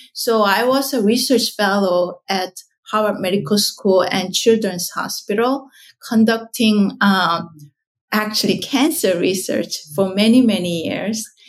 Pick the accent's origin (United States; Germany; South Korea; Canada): South Korea; moved away; so I was born in South Korea